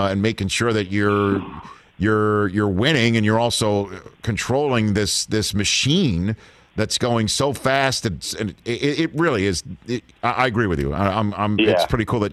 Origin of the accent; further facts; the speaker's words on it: New York City, New York, United States; I'm from Staten Island